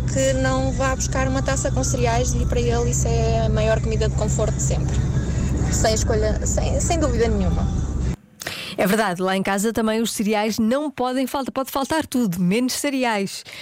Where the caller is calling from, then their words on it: Matosinhos, Porto District, Portugal; É o … de Matosinhos. Olá …. Uh, como sou aqui do Norte, eu vou apostar e vou acreditar